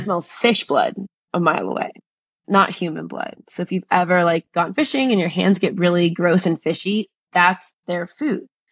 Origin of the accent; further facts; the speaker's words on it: New Jersey, United States; I grew up in New Jersey